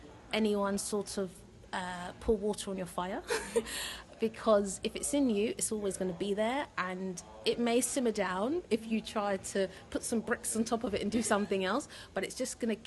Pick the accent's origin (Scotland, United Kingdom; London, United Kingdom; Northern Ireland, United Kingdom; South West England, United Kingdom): London, United Kingdom; And she was from North London, I'm from South, so it was weird that we stumbled across each other.